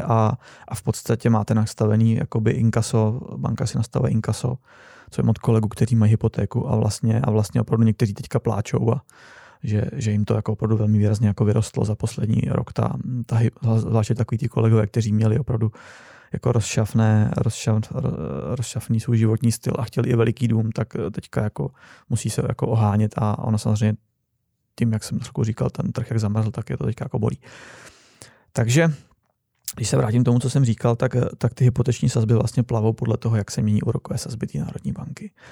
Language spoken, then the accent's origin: Czech; Czechia; moved away; also born or lived in Poland; My jsme Češi